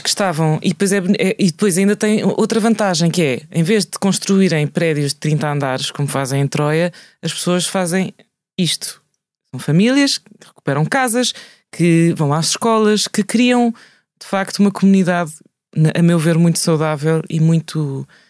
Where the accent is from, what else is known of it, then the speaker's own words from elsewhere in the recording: Lisbon, Portugal; also born or lived in Alentejo / Alcácer do Sal; eu sou alentejana, entre aspas, alentejana criada em Lisboa